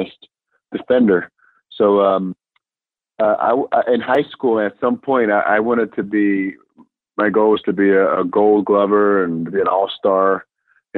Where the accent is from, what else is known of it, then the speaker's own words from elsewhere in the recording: Puerto Rico; English is a second language; now in United States; we come from Puerto Rico, and a small town in Puerto Rico. English was my second language. And I ended up coming here in the States